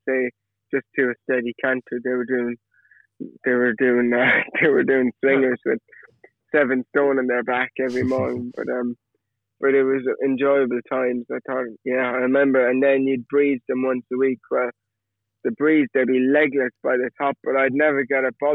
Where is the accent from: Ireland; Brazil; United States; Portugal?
Ireland; Killarney, Munster; also born or lived in Cork; now in England; I was born in Cork, and then I did my primary school in Killarney, County Kerry. And then when I finished that, so age 11, I moved to Cork with my family, and I did secondary school in Cork.